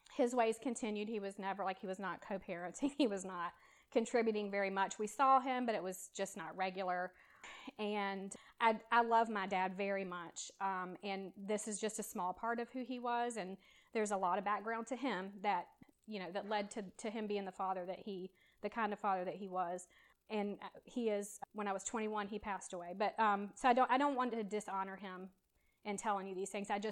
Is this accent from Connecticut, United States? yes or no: no; Savannah, Georgia, United States; I was born in Savannah, and I was raised by a Christian mom.